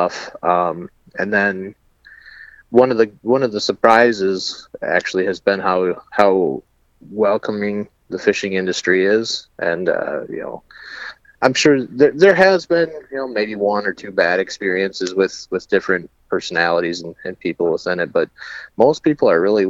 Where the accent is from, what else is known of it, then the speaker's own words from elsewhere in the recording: Chippewa Falls, Wisconsin, United States; moved away; I'm originally from Chippewa Falls.